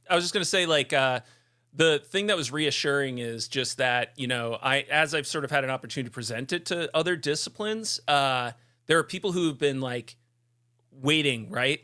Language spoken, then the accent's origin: English; Vermont, United States; the Vermont Preparedness Conference, which, that's my hometown conference.